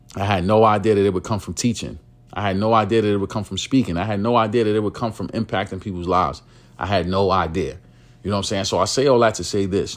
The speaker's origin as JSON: {"language": "English", "town": "New York City", "region": "New York", "country": "United States", "tie": "born or raised there", "said": "I am from East New York, Brooklyn. I grew up in, uh, penthouses, right? It's, it's called Lewis H, Lewis H Pinkhouses. It is a New York City housing development"}